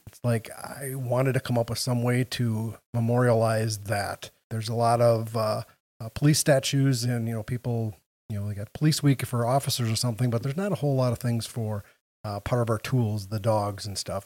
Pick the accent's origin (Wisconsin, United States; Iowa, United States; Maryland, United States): Wisconsin, United States; Wausau; moved away as an adult; now in Green Bay, United States; I grew up, I was born in Wausau, so right down in central Wisconsin.